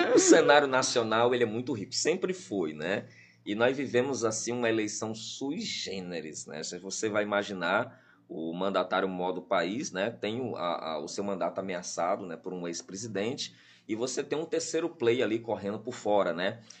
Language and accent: Portuguese; Piauí, Brazil; eu tive como piauiense nato